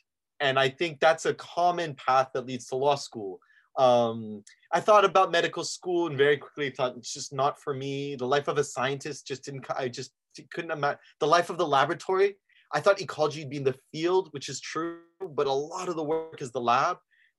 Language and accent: English; Saudi Arabia; also born or lived in Lebanon; now in Oregon, United States; I'm originally from Lebanon. And in Oregon, I always have to say Lebanon, the country, not the town. And like many Lebanese families, we migrated a lot. So I've bounced around my whole life. Grew up mostly actually in Saudi Arabia